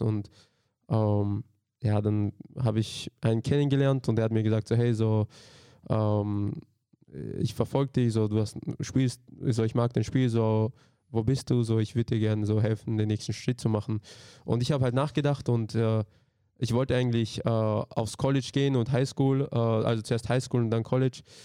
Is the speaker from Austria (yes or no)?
yes; Austria; also born or lived in Slovakia; ich bin halt in Österreich aufgewachsen